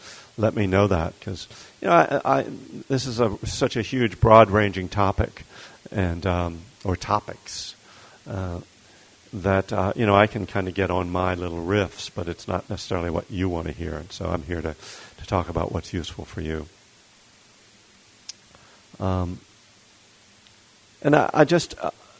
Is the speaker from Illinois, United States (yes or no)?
no; Bethlehem, Pennsylvania, United States; now in Berkeley, United States; I was born and raised in Bethlehem, Pennsylvania, which is in eastern Pennsylvania, right near the Jersey border.